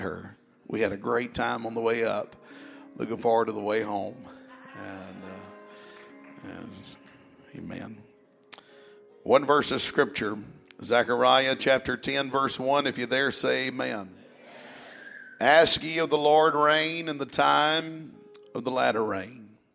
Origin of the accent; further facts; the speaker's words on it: South Mississippi, United States; I'm from South Mississippi